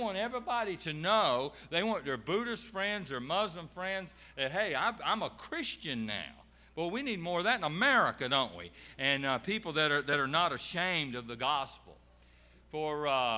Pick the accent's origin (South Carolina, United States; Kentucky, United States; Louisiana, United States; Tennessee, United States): South Carolina, United States; Beech Island; we're actually from Beach Island, South Carolina, and it borders Augusta, Georgia, right there off I-20